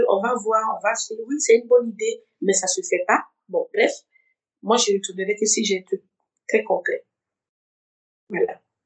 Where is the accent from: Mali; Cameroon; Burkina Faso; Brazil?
Burkina Faso; Bobo-Dioulasso, Hauts-Bassins; moved away as an adult; also born or lived in Ouagadougou, Burkina Faso / United States / Togo; now in France; je reste cette burkinabé je, je reste cette Bourgolaise. voilà et à chaque fois que je repars je repars euh, dans la ville dans la ville où j'ai grandi je suis née à Ouagadougou j'ai à Bobo